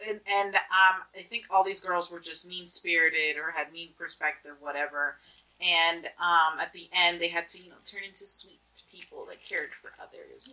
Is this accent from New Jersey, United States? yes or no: yes; New Jersey, United States; we're from Jersey